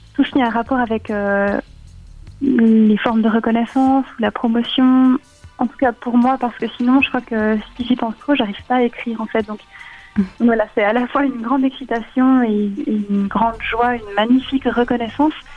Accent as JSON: {"language": "French", "country": "Switzerland", "said": "en tant que Suissesse"}